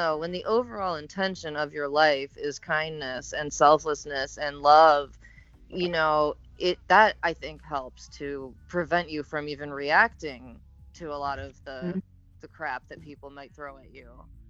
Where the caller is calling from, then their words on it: West Palm Beach, Florida, United States; I'm listening from West Palm Beach, Flor